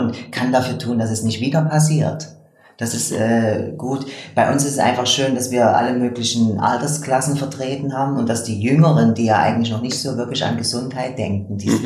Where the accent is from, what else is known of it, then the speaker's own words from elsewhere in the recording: eastern Germany, Germany; moved away as an adult; also born or lived in Leipzig; now in Switzerland; ich komme aus dem Osten von Deutschland